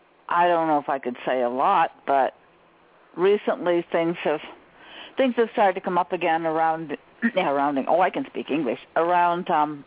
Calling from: Maine, United States; Ah, Maine.

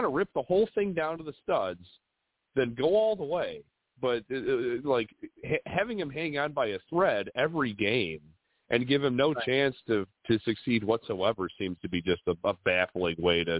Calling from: Villa Park, Illinois, United States; I'm calling from Villa Park.

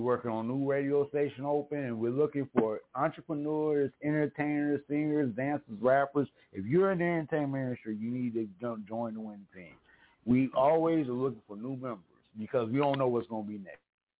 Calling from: Mesa, Arizona, United States; Hey, I'm calling in from Sunny Mesa, Arizona.

